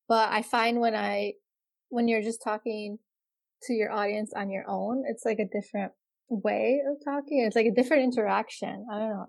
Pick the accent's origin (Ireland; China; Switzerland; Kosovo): Kosovo; now in United States; I'm from Kosovo